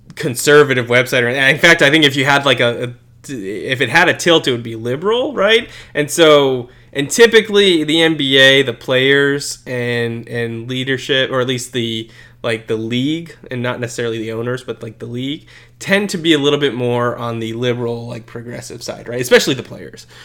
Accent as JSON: {"language": "English", "country": "United States", "said": "as an American"}